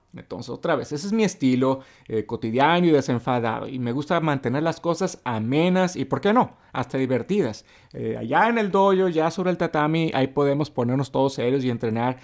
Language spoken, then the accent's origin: Spanish; Mexicali, Baja California, Mexico; soy una persona honesta, directa al grano, eh, como todos aquí en Mexicali